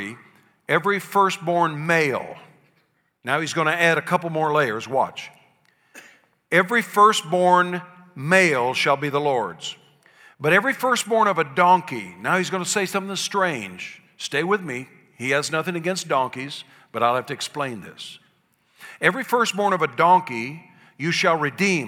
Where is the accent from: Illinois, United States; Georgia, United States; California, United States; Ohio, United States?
Ohio, United States; Columbus; I was born in Columbus, Ohio, to a little family of coal miners and service station workers